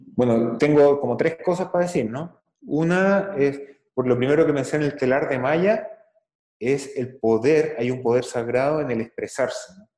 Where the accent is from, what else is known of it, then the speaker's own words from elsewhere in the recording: Chile; en Chile, en mi país